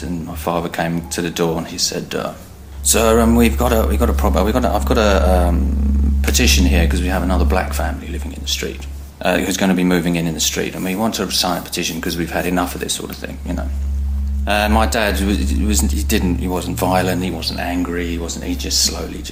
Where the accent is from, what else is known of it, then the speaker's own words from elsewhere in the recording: Essex, East of England, United Kingdom; I'm from Essex in England